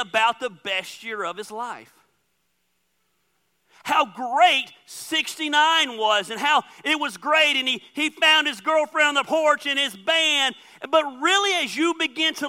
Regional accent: Dacula, Georgia, United States; moved away; I grew up in Decula my whole life

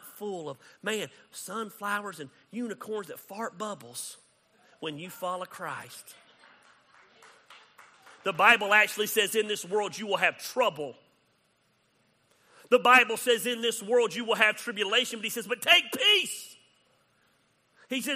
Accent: United States; I'm proud to be an American. I love being American.

